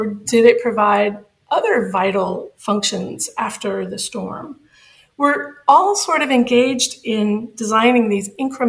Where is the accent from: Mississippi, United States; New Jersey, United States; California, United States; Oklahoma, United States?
Mississippi, United States; Bay St. Louis; I'm from Bay St. Louis, Mississippi. It's a very small town on the northern edge of the Gulf Coast.